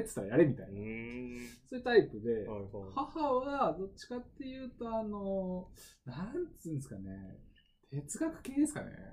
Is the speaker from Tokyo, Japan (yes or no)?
yes; Tokyo, Japan; どっちも山梨出身なんですけどこう東京に出てきて僕を産んだ